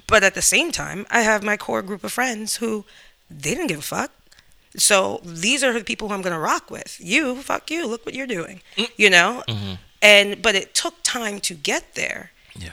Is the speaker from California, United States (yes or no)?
no; New York, United States; moved away